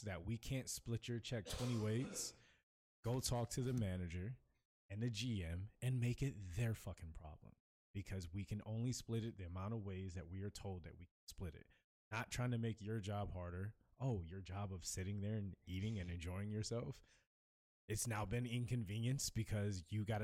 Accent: the South, United States; I grew up in the South

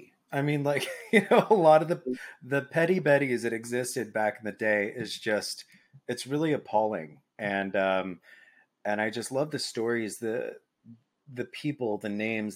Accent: Dallas, Texas, United States; And you know, I grew up in Dallas. I didn't see a lot of cowboys, but everybody associated Texas with literal cowboys.

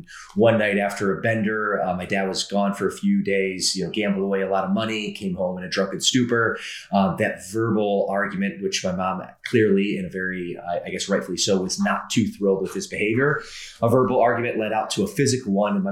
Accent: Midwest, United States; also born or lived in Atlanta, Georgia; I typically say I'm from the Midwest. It would be true in the sense I spent 12 years there, but actually my first 10 years of life, I spent in a suburb of Atlanta, Georgia

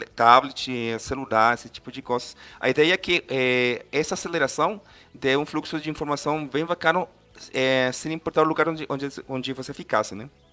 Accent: Costa Rica; Portuguese is a second language; eu sou costarriquenho, então se eu falar alguma palavra aí estranha, me, me desculpam aí. É, meu português ainda não é tão completo como eu quiser

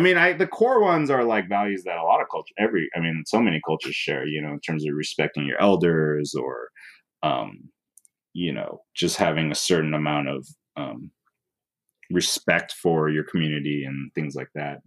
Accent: Oakland, California, United States; also born or lived in San Francisco; grew up in Oakland.

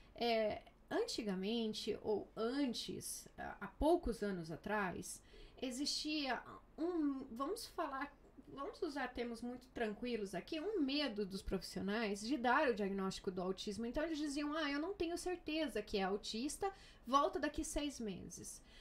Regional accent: Brazil; now in Murcia, Spain; eu sou brasileira, mamãe de duas crianças maravilhosas

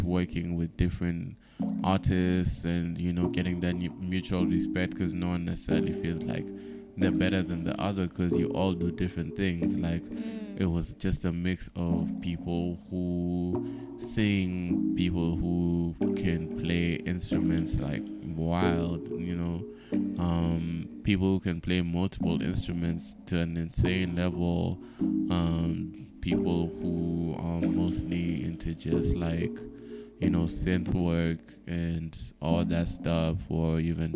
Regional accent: Kenya; as a Kenyan

